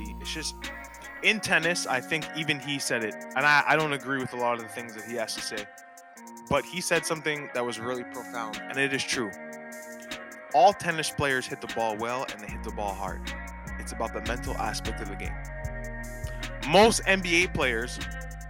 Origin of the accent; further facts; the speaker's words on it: Canada; I'm Canadian